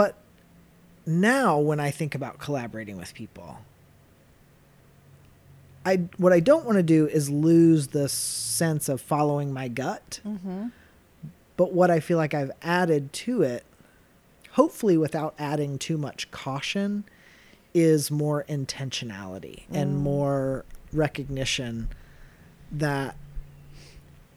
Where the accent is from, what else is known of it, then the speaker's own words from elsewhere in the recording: Chattanooga, Tennessee, United States; I grew up in southeastern Tennessee